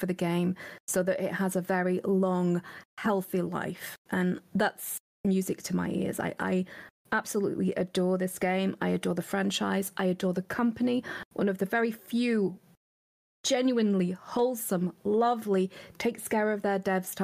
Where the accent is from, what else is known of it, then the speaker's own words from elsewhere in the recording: United Kingdom; I'm British